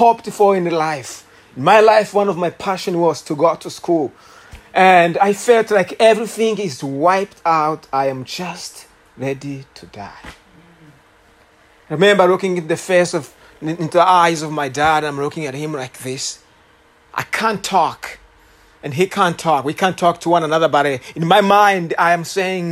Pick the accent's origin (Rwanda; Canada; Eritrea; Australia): Rwanda; English is a second language; now in Houston, United States; you will tell by my accent that I am not from Houston. I'm from Rwanda